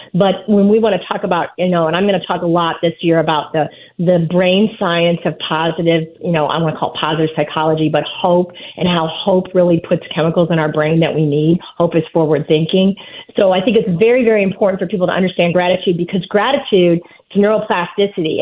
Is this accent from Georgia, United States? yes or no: no; Fort Wayne, Indiana, United States; my hometown of Fort Wayne, Indiana